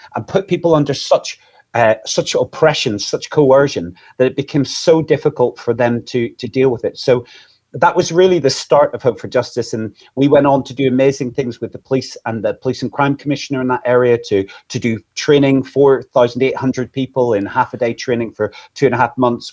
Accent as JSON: {"language": "English", "region": "Northern Ireland", "country": "United Kingdom", "moved": "yes", "lives_now": "England, United Kingdom", "said": "I'm originally from Northern Ireland."}